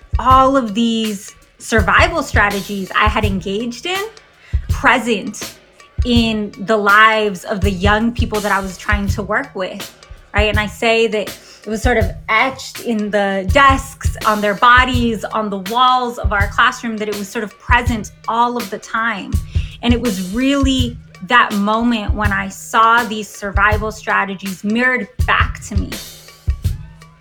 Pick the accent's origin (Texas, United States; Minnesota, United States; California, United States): California, United States; San Diego; I grew up on the San Diego-Tijuana border